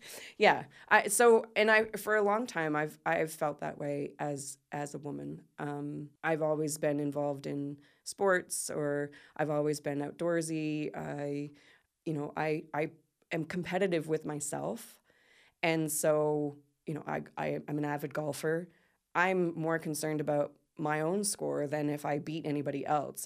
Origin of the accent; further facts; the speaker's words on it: Port Maitland, Canada; moved away as an adult; also born or lived in South Korea / Philippines; I'm from I'm from uh, Port Maitland originally, mm-hmm. and so I moved back to my hometown